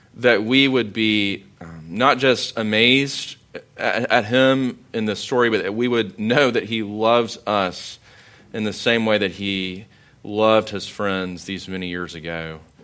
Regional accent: Sumter, South Carolina, United States; I grew up in Sumter

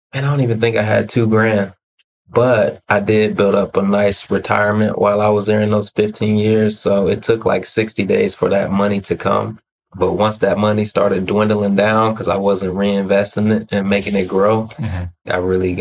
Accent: Ohio, United States; moved away; I'm originally from Ohio

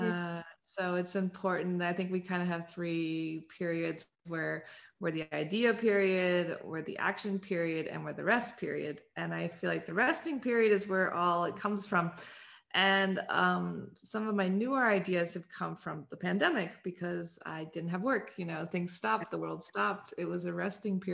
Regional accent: United States; now in Paris, France; I grew up on the Chesapeake Bay

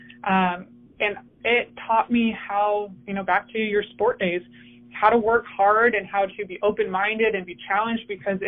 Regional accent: California, United States; moved away as an adult; also born or lived in Colorado Springs / Northern Colorado; now in Houston, United States; I grew up in California

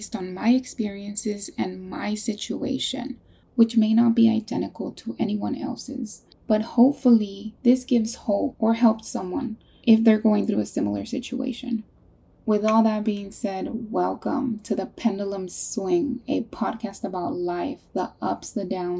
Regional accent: California, United States; now in North Carolina, United States; We're from California.

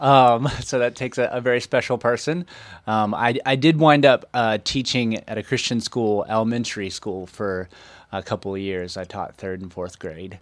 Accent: Waynesville, North Carolina, United States; born and raised in Waynesville

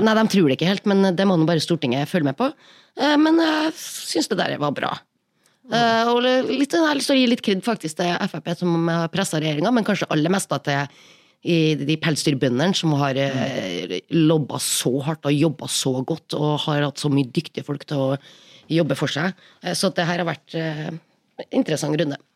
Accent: Trøndelag, Norway; Trøndelag, der jeg kommer fra

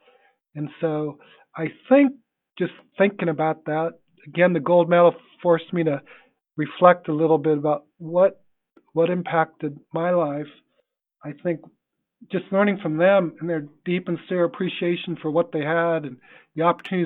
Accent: United States; I was your classic American kid

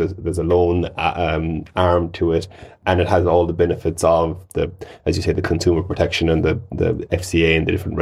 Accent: west of Ireland, Ireland; accent: west of Ireland; my accent is the west of Ireland

